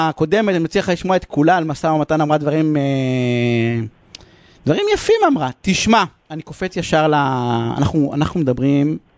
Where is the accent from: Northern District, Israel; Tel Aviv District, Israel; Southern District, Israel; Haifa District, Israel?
Southern District, Israel; Beersheba; הילה, את מתארת את הילדות שלי בבאר שבע, תמיד כן.